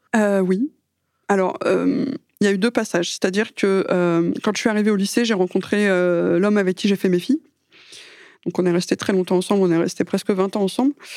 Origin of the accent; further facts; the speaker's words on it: France; je suis française